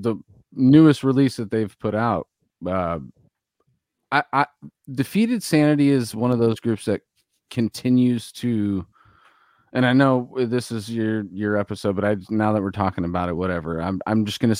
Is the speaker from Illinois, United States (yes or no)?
no; California, United States; We're fucking bros from Cali, bro.